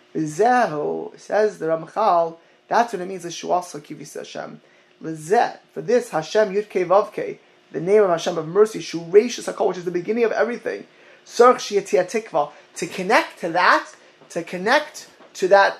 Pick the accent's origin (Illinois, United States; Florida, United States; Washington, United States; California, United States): Florida, United States; Miami Beach; growing up in Miami Beach with the retirement home of, of, Holocaust survivors.